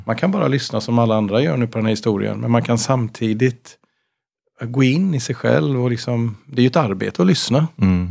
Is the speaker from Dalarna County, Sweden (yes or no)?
no; Gothenburg, Västra Götaland, Sweden; Jag är från Göteborg.